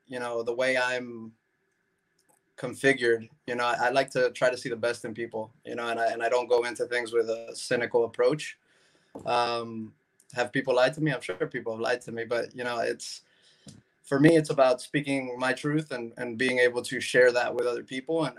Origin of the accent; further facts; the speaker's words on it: Miami, Florida, United States; I was born in Miami. I was born here, born and raised, went to school here, went to college here